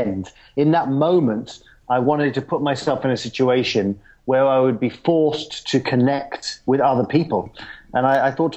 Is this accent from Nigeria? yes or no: no; London, United Kingdom; I grew up in London